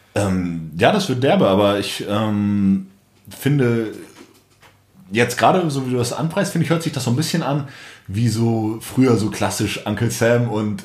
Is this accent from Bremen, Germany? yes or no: yes; Bremen, Germany; moved away as an adult; now in Berlin, Germany; ich komme ursprünglich aus Bremen, aus dem Norden. Ich bin vor einem guten Jahr nach Berlin gezogen